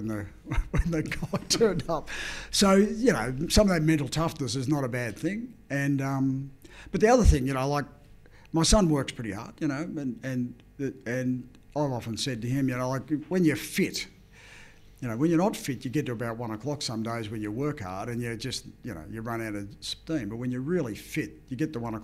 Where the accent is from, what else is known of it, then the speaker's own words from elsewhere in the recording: Leongatha, Victoria, Australia; there was a really strong bike riding club in my hometown of Langatha